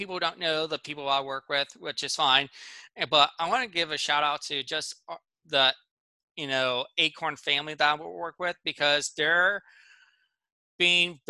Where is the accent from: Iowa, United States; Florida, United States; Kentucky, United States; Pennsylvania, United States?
Pennsylvania, United States; I grew up in Pennsylvania